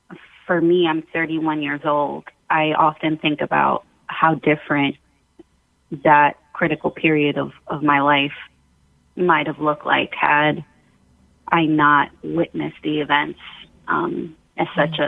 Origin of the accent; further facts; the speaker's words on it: New York, United States; As a teen, as a preteen, I think it definitely, and especially as a New Yorker, it definitely affected a lot of the decisions I made after that point.